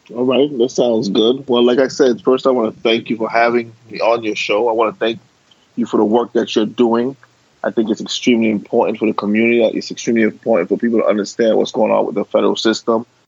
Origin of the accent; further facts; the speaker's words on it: New York City, New York, United States; I was born and raised in Brooklyn.